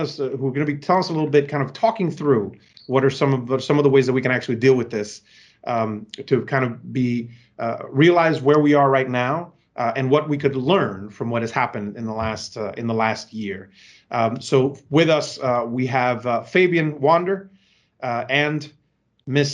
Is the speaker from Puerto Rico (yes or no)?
yes; Puerto Rico; now in Bronx, United States; I was born and raised in Puerto Rico